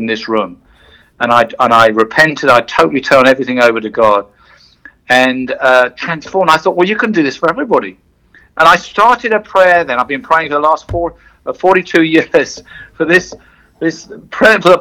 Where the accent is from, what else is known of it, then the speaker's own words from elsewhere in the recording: south coast of England, United Kingdom; moved away as an adult; also born or lived in London; So the first 44 years of my life were in the UK. I was born in London, but brought up on the south coast